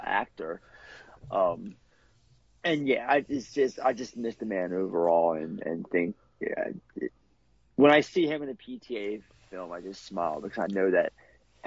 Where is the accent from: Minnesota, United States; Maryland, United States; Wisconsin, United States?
Maryland, United States; Baltimore; I'm from Baltimore